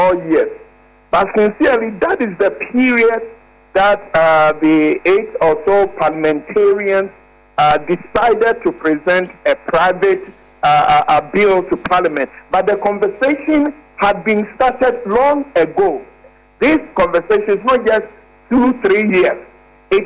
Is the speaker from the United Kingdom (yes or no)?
no; Ghana; When I am hungry as a Ghanaian